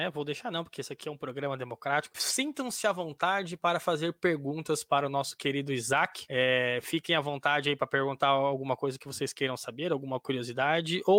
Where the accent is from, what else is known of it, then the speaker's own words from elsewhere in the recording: São Paulo, Brazil; now in Curitiba, Brazil; Eu não sou, eu sou de São Paulo, mas moro em Curitiba.